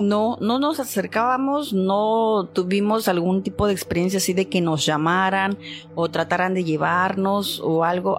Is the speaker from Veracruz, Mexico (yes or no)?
yes; Poza Rica, Veracruz, Mexico; yo soy de Poza Rica, Veracruz